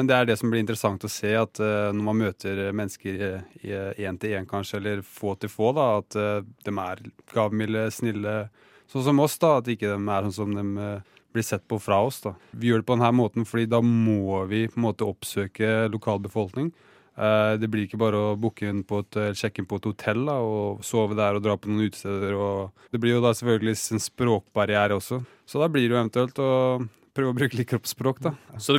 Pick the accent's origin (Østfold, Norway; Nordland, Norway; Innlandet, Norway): Østfold, Norway; Fredrikstad; also born or lived in Iceland; Vi er begge fra Fredrikstad. Jeg er født på Island.